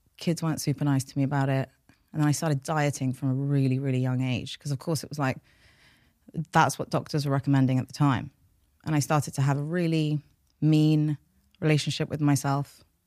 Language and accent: English; London, United Kingdom; first language Farsi; English is a second language; also born or lived in United States; I was born here. I was born in North London